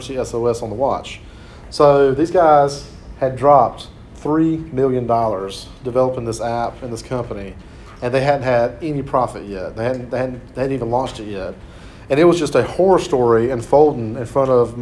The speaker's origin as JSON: {"language": "English", "town": "Clinton", "region": "North Carolina", "country": "United States", "tie": "born or raised there", "said": "Clinton, North Carolina, my hometown"}